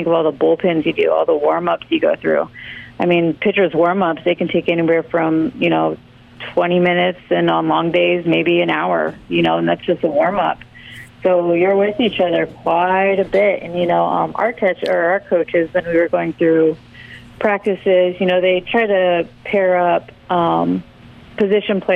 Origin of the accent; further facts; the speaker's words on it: Wildomar, California, United States; moved away as an adult; also born or lived in Hattiesburg, Mississippi / Hawaii; It was about an hour north of San Diego, from a little town called Wildomar